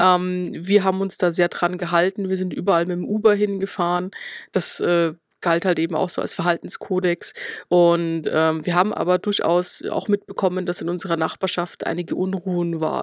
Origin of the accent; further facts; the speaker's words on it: Schwandorf, Bavaria, Germany; ich komme aus der Oberpfalz, also tatsächlich aus Schwandorf